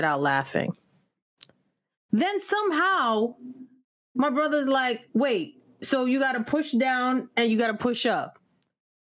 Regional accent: New York and Long Island, United States; now in Washington, D.C., United States; growing up in New York and Long Island, the family always got together

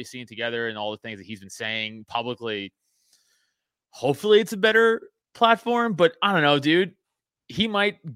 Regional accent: New York City, New York, United States; I grew up in Staten Island, New York, so I played football there my whole life.

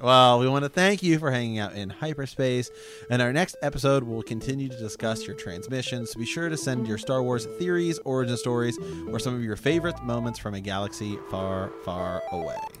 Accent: Ohio, United States; I'm from Ohio

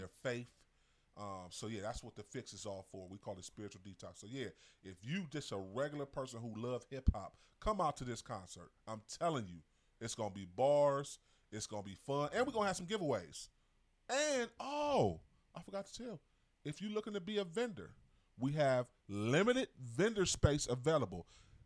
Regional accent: East Cleveland, Ohio, United States; I'm from East Cleveland

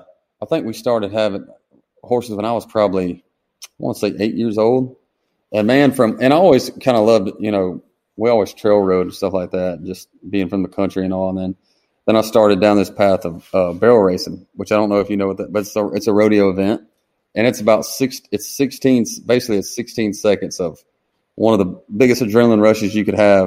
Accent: Harlem, Georgia, United States; About 20 miles just west off I-20 from Augusta. So, and Harlem is about 5 miles off the exit.

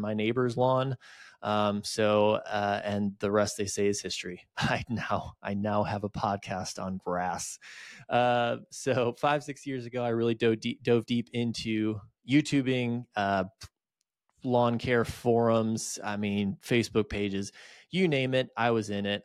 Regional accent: just outside of Detroit, Michigan, United States; moved away as an adult; now in Greenville, United States; I grew up just outside of Detroit, uh, moved to Greenville, South Carolina in two thousand nine for college, and I never left.

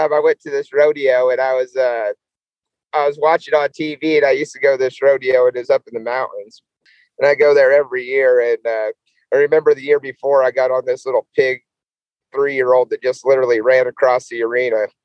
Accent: Brush, Colorado, United States; now in Bennett, United States; Brush was my hometown. That's where I grew up. And now I live in Bennett.

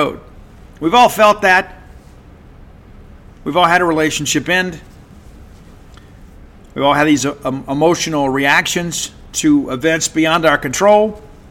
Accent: Columbia, Mississippi, United States; I remember being a kid in 1982, the Christmas parade in Columbia, Mississippi. The Alcorn State Marching Band was there.

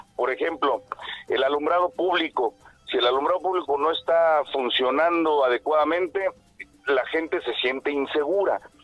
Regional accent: Querétaro, Mexico; also born or lived in Mexico City; Yo soy queretano, nacido queretano

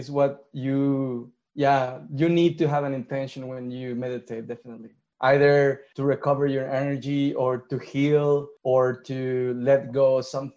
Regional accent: Mexico; I'm from Mexico

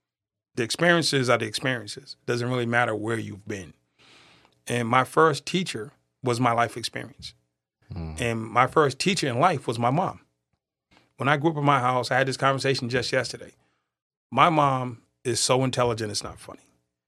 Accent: Boston, Massachusetts, United States; accent: Boston; Born and raised in Boston.

